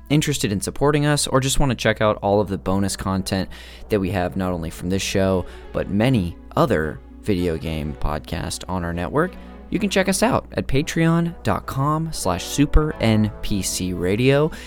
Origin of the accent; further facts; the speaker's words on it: Modesto, California, United States; George Lucas is from my hometown. Uh, and I went to the same, like, high school and church as him.